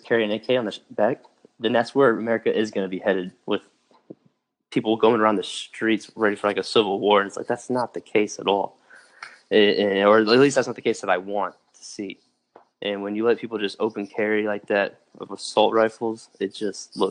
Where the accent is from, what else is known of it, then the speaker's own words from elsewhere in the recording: Austin, Texas, United States; also born or lived in Dallas-Fort Worth area, Texas; I grew up in the Austin area